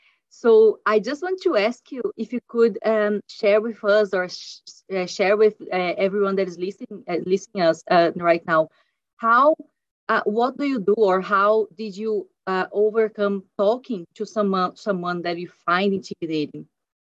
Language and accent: English; Brazil; moved away; So we are both from Brazil, and I went abroad as well